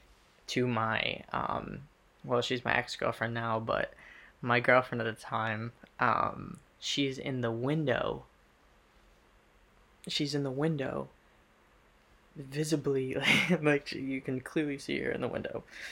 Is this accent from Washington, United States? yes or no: no; Massachusetts, United States; I was from Mass